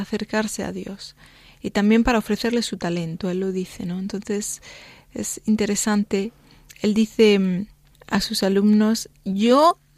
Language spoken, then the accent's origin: Spanish; Spain; Sí, yo soy española.